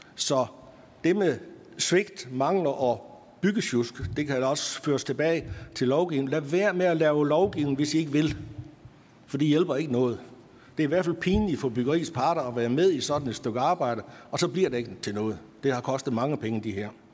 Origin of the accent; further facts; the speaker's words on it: North Jutland, North Denmark Region, Denmark; op i Nordjylland, der hvor jeg kommer fra